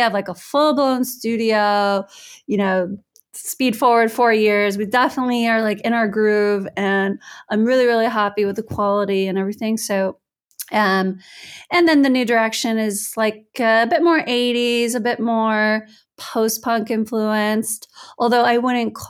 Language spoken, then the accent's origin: English; United States; moved away as an adult; also born or lived in United Kingdom; now in Italy; as an American, I'm happy to be in Europe